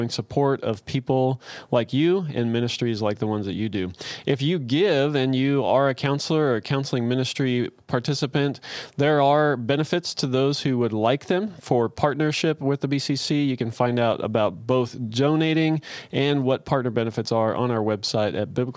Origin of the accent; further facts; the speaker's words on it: United States; us Americans